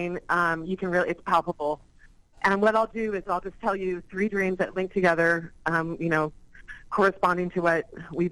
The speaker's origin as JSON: {"language": "English", "town": "San Diego", "region": "California", "country": "United States", "tie": "born or raised there", "moved": "yes", "said": "grew up in San Diego"}